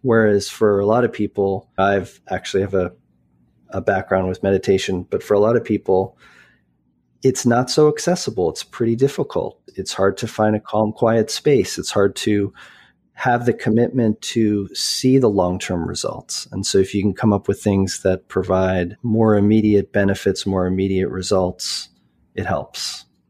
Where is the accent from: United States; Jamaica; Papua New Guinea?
United States; Boulder, Colorado; also born or lived in Vancouver; I grew up, although I was born in Vancouver, I grew up in, uh, Boulder, Colorado